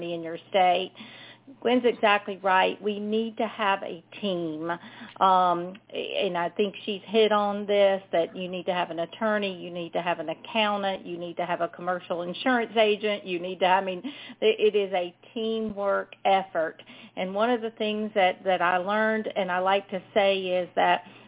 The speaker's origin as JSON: {"language": "English", "region": "South Carolina", "country": "United States", "said": "if y'all couldn't tell from my accent, I'm from South Carolina"}